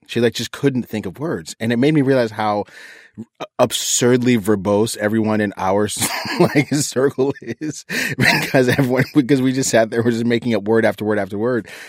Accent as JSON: {"language": "English", "region": "East Coast", "country": "United States", "tie": "born or raised there", "moved": "yes", "said": "I grew up on the East Coast"}